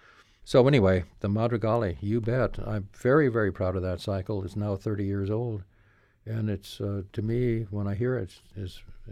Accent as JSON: {"language": "English", "town": "Portland", "region": "Oregon", "country": "United States", "tie": "born or raised there", "also_born_or_lived": "San Juan Islands, Washington", "moved": "as an adult", "lives_now": "Los Angeles, United States", "said": "my hometown of Portland, Oregon, where I grew up"}